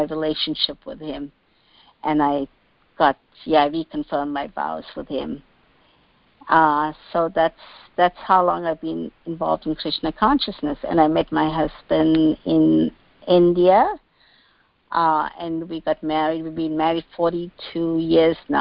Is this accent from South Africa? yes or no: yes; South Africa; now in Washington, D.C., United States; I grew up in South Africa, actually. My great-great-great-grandparents migrated to South Africa, so I was born and raised in South Africa